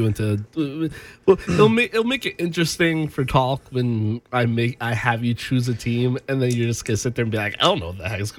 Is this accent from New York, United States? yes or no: yes; Long Island, New York, United States; I was like a huge Giants fan because I'm from New York. So, from where I am in New York, as a Long Islander